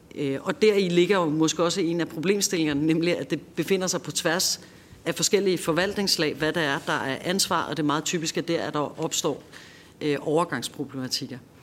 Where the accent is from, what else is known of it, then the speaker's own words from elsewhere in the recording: Copenhagen, Capital Region of Denmark, Denmark; Jeg er selv københavner